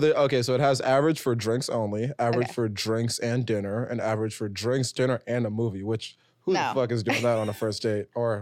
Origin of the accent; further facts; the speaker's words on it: New York City, New York, United States; It was like, we don't want to make it seem like we're laughing at you, but we're just from New York City.